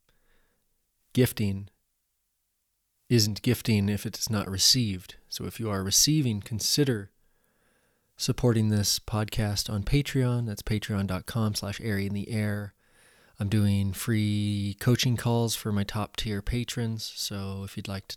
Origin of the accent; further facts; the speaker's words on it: Central Oregon, United States; growing up in Central Oregon